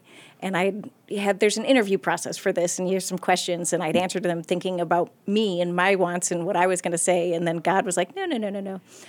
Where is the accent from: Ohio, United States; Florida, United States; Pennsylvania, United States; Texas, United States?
Ohio, United States; Akron; Oh, yeah. So I was born in Akron. I have three sisters.